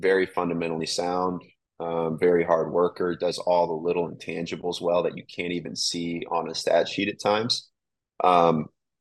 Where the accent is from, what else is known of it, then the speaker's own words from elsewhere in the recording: St. Louis, Missouri, United States; moved away; also born or lived in New York; we're both from the St. Louis area